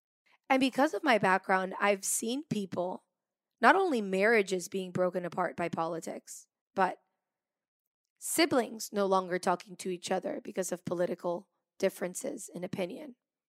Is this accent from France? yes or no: yes; France; because I grew up partly in France too, so I have a very French side to my personality.